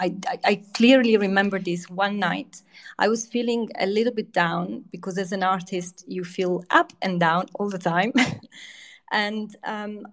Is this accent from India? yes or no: no; east coast of central Italy, Italy; also born or lived in Rome; now in United Kingdom; my parents just went back to their original hometown, which was on the east coast of Italy, in central Italy. So about 2 hours from Rome on the sea. So I grew up by the sea.